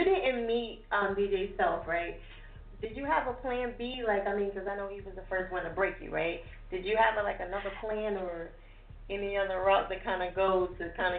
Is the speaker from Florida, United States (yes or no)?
no; New Jersey, United States; I'm from Jersey, too.